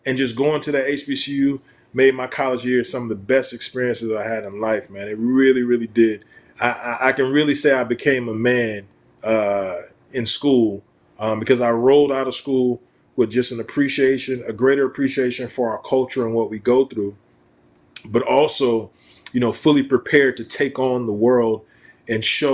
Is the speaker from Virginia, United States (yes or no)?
no; Atlanta, Georgia, United States; moved away as an adult; now in New York City, United States; we grew up in Atlanta. My family's from Atlanta, west end of Atlanta